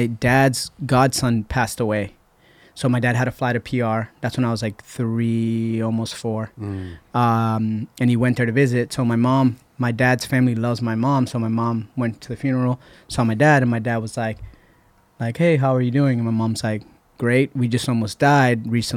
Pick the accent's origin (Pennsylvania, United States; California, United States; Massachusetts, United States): Massachusetts, United States; Lowell; also born or lived in Puerto Rico; I grew up skating in Lowell